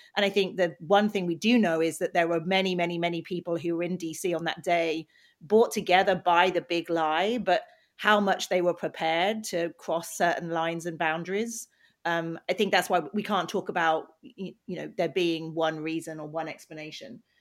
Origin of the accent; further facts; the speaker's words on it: United Kingdom; now in United States; I'm British